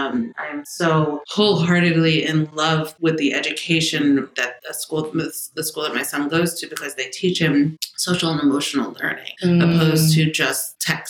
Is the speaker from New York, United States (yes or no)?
yes; New York City, New York, United States; I'm from the Bronx. Actually, Riverdale was where I first grew up.